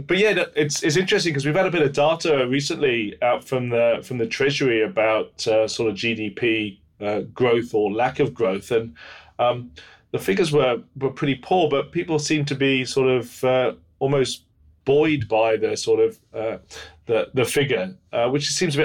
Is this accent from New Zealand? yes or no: yes; Auckland, New Zealand; I'm from Auckland